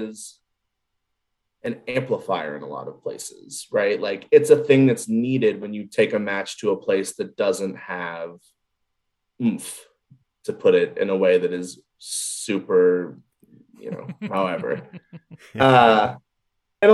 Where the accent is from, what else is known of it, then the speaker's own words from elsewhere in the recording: Cincinnati, Ohio, United States; I am from Cincinnati. I have UC basketball season tickets. I haven't missed a UC basketball game when I've been in the city of Cincinnati since I was like five